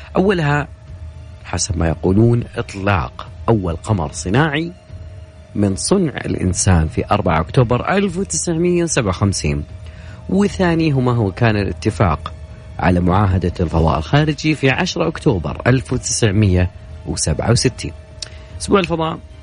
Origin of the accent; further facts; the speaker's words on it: Saudi Arabia; لنا كسعوديين